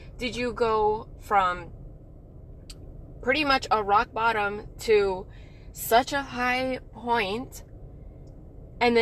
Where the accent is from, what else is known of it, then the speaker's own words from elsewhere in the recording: El Paso, Texas, United States; moved away as an adult; also born or lived in Moody Air Force Base, Georgia; when I got back to El Paso, Texas, my hometown